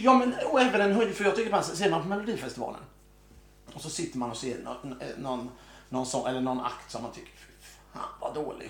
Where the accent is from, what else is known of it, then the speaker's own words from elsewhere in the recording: Mölndal, Västra Götaland, Sweden; accent: Mölndal dialect; Jag är från Mölndal